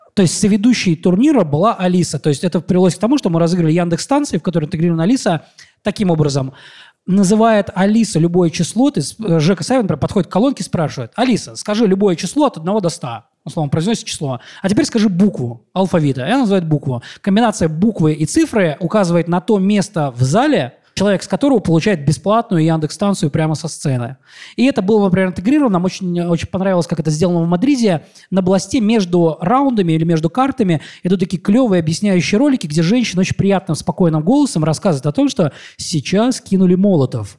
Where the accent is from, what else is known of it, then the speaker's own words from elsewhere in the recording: Mordovia, Russia; moved away; я из Мордовии